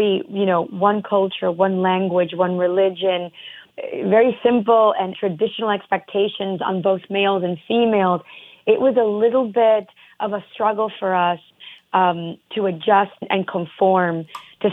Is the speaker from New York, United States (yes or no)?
yes; New York City, New York, United States; first language English; also born or lived in Passaic, New Jersey / Dominican Republic; I was born in Passaic, New Jersey, and then I grew up in Queens and in the Dominican Republic